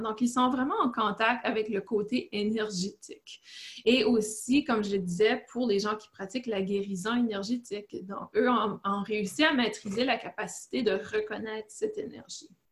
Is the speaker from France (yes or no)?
no; Canada; moved away as an adult; now in Fort Bragg, United States; je suis canadienne